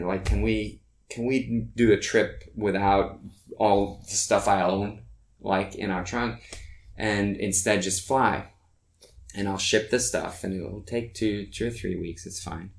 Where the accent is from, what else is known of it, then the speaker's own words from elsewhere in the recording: Norway; English is a second language; moved away as an adult; also born or lived in New York, United States; now in Los Angeles, United States; I grew up in Norway, so I've had my share of winter there